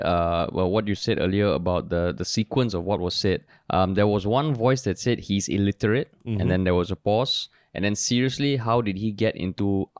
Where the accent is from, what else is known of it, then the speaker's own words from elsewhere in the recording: Singapore; I'm from Monk's Hill.